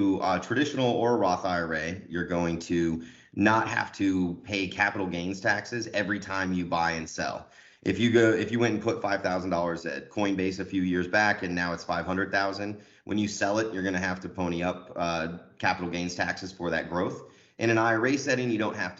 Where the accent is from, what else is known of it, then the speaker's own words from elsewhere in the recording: Colorado, United States; now in Sherman Oaks, United States; I'm from Colorado originally, so I'm spoiled here